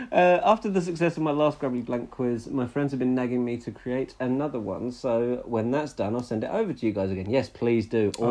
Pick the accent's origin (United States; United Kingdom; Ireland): United Kingdom; Portsmouth, South East England; I'm from Portsmouth and it's pretty much used daily here whenever someone's moaning about something.